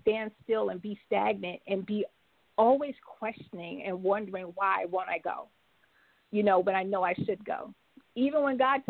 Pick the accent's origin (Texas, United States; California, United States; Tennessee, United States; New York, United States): New York, United States; now in Jacksonville, United States; I'm originally from New York, but I now reside in Jacksonville, Florida.